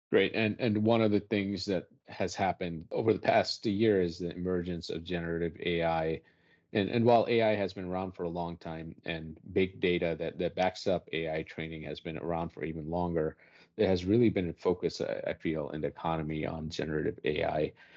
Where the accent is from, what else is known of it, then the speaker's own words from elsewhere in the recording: Washington, District of Columbia, United States; now in New York, United States; I grew up around D C